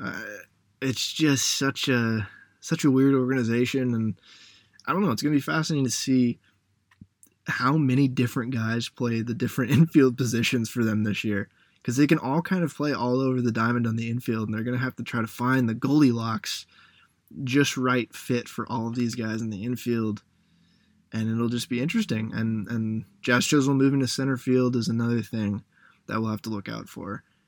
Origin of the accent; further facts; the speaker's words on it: Seattle, Washington, United States; I was growing up around Seattle